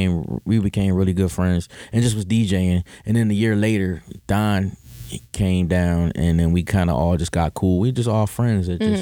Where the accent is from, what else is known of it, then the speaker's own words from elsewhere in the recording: Philadelphia, Pennsylvania, United States; moved away as an adult; also born or lived in Atlanta; we're from Philly.